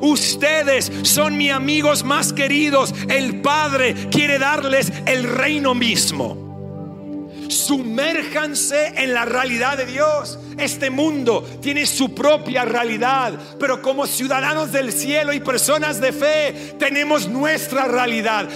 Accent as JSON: {"language": "Spanish", "country": "Australia", "also_born_or_lived": "Sydney, Australia", "first_language": "English", "second_language": "Spanish", "moved": "as an adult", "lives_now": "Argentina", "said": "el inglés es nuestro primer idioma. Sé que se dan cuenta que soy australiano"}